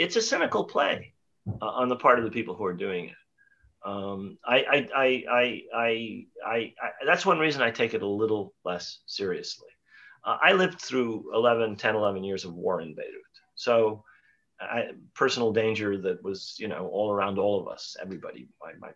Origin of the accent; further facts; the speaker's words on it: New York, United States; also born or lived in Mount Vernon, New York; I grew up very near where both of you are now on the Upper West Side. I was born in Manhattan.